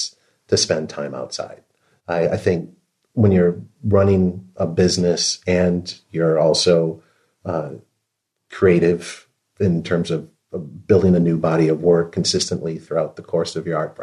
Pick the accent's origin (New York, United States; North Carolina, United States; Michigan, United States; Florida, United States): Michigan, United States; Western; now in San Francisco, United States; I grew up in Western Michigan. I grew up on the shores of Lake Michigan